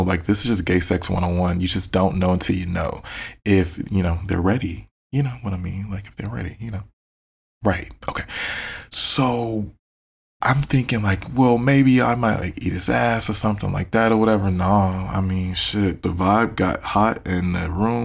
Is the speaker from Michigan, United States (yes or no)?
yes; Detroit, Michigan, United States; I'm from Detroit. We talk shit.